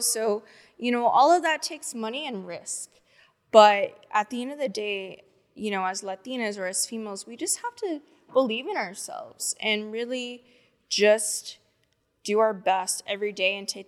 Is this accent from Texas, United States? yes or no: yes; Corpus Christi, Texas, United States; now in Houston, United States; I'm from Corpus Christi, Texas